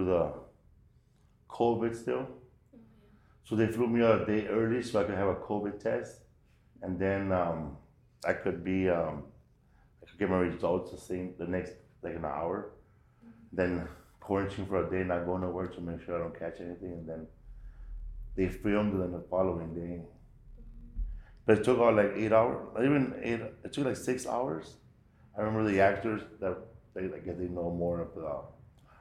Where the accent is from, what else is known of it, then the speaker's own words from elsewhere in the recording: Los Angeles, California, United States; I grew up right there, Pico Aliso. But I grew up in Pico Gardens, the 4th Street side by Pico and Glass